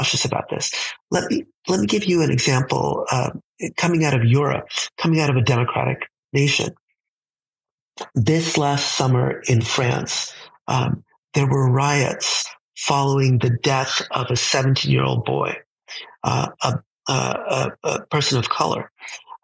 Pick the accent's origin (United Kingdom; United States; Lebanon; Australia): United States; we have as an American society